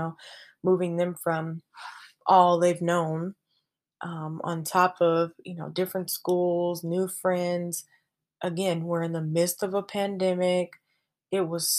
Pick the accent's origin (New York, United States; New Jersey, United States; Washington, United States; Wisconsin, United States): Washington, United States; Seattle; moved away as an adult; also born or lived in California; Washington is home. Seattle, Washington